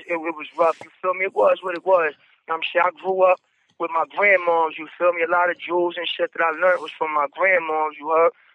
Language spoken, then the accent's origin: English; New York City, New York, United States; also born or lived in Brownsville, Brooklyn; I'm from Brooklyn. I'm from Brooklyn